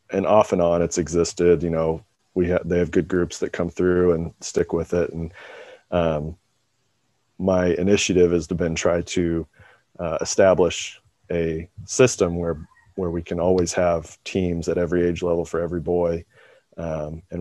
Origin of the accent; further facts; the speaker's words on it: Kansas City, United States; I grew up in the Kansas City area